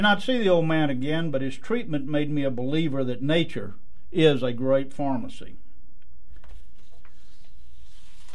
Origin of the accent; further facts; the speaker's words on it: Highlands of Scotland, United Kingdom; I'm Scottish and from the Highlands of Scotland, and we are the indigenous people of Scotland